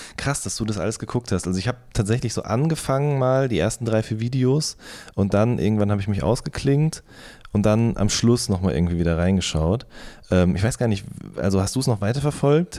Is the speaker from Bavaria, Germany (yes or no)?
no; Hagen, North Rhine-Westphalia, Germany; in meiner Heimatstadt aufgetreten entstanden ist, im Werkhof in Hohenlimburg